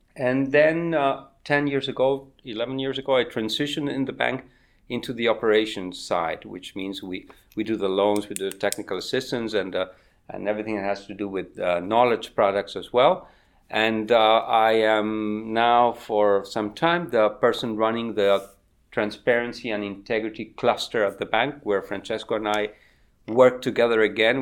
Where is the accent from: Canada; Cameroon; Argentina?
Argentina; moved away as an adult; also born or lived in United States; the eighties in Argentina, my home country